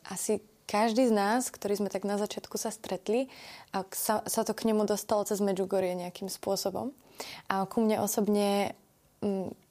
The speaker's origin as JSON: {"language": "Slovak", "country": "Slovakia", "said": "To, že je niekto z Afriky alebo ja som zo Slovenska, je len vzdialenosť na mape"}